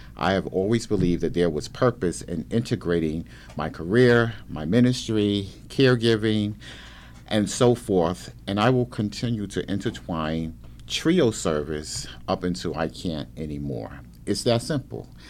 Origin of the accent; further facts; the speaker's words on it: Brooklyn, New York, United States; moved away as an adult; I grew up in Brooklyn, New York, went to public school in the city of Brooklyn